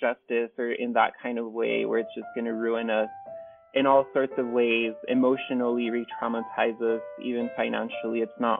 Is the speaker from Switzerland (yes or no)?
no; El Paso, Texas, United States; moved away; I'm from El Paso, Texas, Juarez area. That's where I grew up. But I've lived a lot of different places.